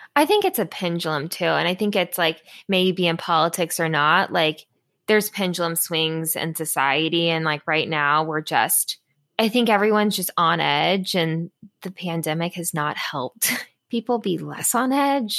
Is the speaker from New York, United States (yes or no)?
no; Florida, United States; now in Washington, D.C., United States; I'm from Florida.